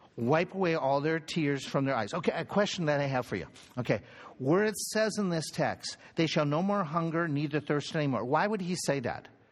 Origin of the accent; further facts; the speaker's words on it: United States; we're American, we're Western